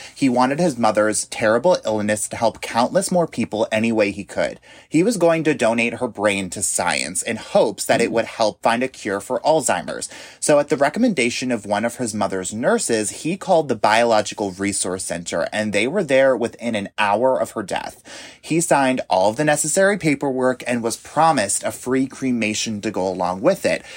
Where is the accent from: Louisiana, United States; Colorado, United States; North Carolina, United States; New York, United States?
New York, United States; moved away; I grew up in New York, and so I am very familiar with the cold